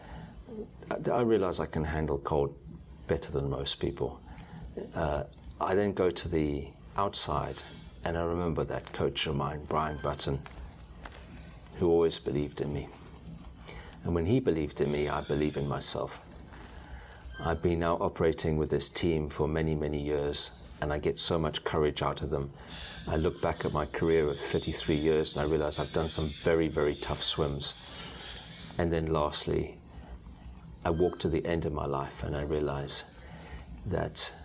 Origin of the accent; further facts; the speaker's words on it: South Africa; moved away; growing up in South Africa at the end of apartheid